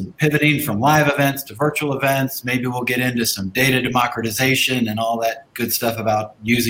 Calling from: Park City, Utah, United States; calling in from Park City, Utah.

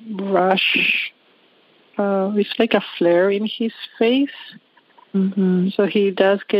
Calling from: Toronto, Ontario, Canada; I'm calling from Toronto

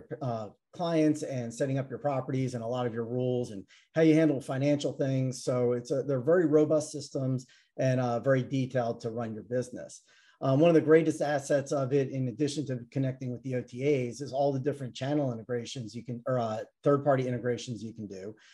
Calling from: Atlanta, Georgia, United States; Uh, Atlanta, Georgia.

